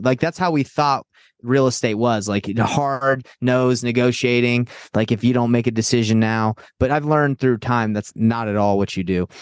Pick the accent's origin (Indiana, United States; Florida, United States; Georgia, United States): Georgia, United States; Atlanta; I grew up in Atlanta, Georgia